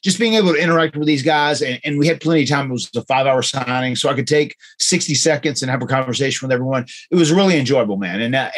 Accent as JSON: {"language": "English", "region": "Florida", "country": "United States", "tie": "born or raised there", "said": "born and bred in Florida, half-assed."}